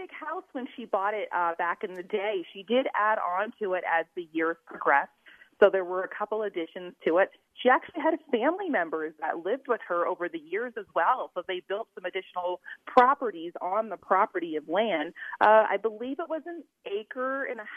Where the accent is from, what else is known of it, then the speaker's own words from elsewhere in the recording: New Jersey, United States; moved away as an adult; now in Utah, United States; I'm originally from New Jersey, moved to Utah in 1999 to attend Brigham Young University